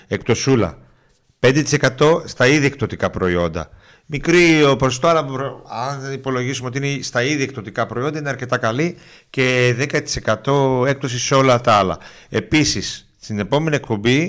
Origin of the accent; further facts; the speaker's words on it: Munich, Bavaria, Germany; now in Greece; και εγώ μεγάλωσα στο Μόναχο. Δηλαδή τα εφηβικά μου χρόνια